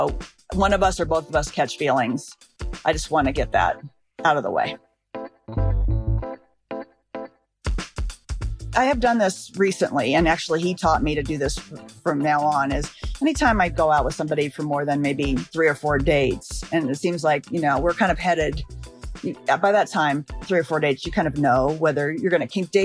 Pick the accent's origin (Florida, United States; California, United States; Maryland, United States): California, United States; Los Angeles; I'm from Los Angeles